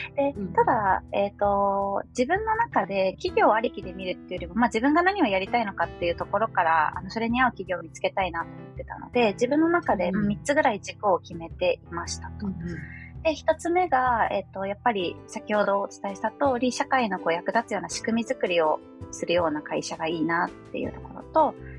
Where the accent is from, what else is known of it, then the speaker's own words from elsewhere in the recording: Chiba, Japan; moved away as an adult; also born or lived in Akita / United States; now in Tokyo, Japan; 出身は千葉県でして